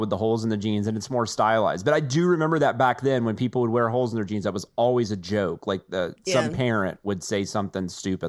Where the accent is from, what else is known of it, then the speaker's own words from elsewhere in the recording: the South, United States; I'm from the South